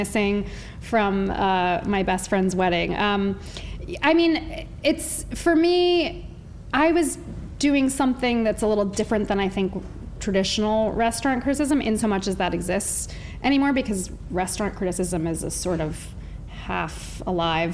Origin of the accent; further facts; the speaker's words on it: New Haven, Connecticut, United States; I grew up in New Haven